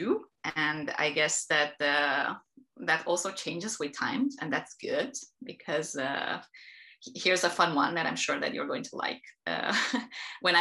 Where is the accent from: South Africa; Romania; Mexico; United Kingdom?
Romania; Transylvania; I am Romania. I was born and raised in the countryside, in the Transylvanian hills, up until I was 18